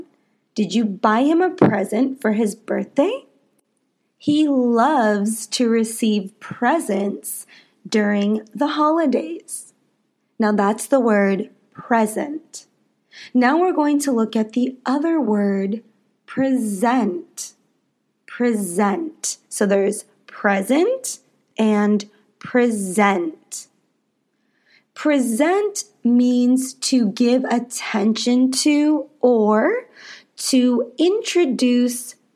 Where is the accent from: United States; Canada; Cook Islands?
United States; I am an American English teacher